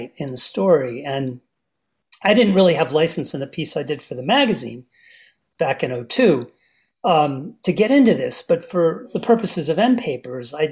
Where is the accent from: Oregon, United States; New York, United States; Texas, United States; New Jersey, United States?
New Jersey, United States; as an American kid in a basement of a house in New Jersey